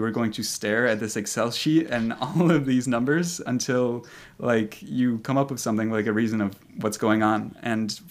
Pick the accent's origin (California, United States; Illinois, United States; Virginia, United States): Illinois, United States; Chicago; I came back to Chicago and started looking for that position here, just kind of in my hometown